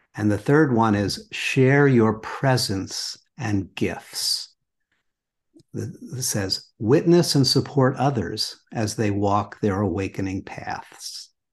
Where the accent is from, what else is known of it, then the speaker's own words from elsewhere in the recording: New York City, New York, United States; I grew up in New York City